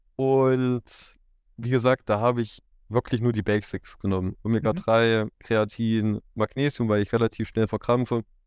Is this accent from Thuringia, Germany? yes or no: yes; Erfurt region, Thuringia, Germany; Ich komme so aus Erfurt, in der Region Erfurt